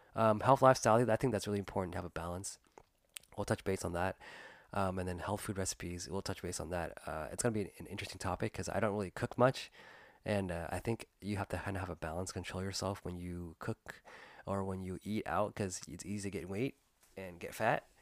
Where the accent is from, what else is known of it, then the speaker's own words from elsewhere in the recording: United States; I was born and raised here in the United States